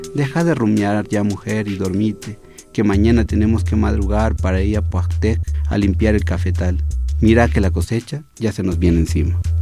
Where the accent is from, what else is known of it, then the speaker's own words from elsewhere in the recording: Chiapas, Mexico; moved away as an adult; now in Mexico City, Mexico; soy de Chiapas